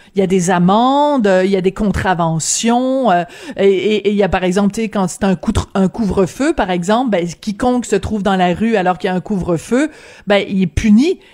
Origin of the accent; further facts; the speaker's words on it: Quebec, Canada; chez nous au Québec